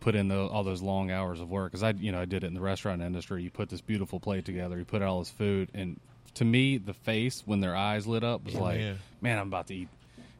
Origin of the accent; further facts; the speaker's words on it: South Mississippi, United States; I'm from South Mississippi.